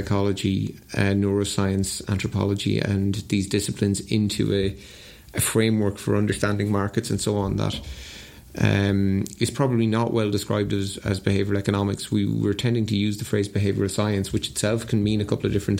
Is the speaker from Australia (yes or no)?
no; Ireland; growing up in Ireland in the 80s